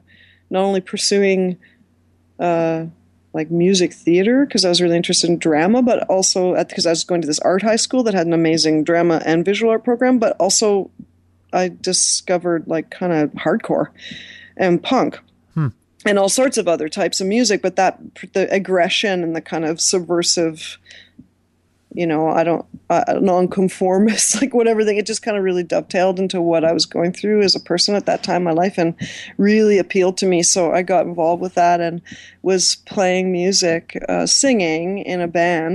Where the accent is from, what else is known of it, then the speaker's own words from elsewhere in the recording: Toronto, Ontario, Canada; I grew up in Scarborough